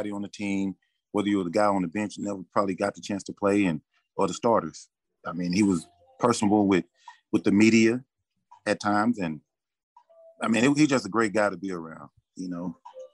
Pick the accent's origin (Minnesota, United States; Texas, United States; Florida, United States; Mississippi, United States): Texas, United States; born or raised there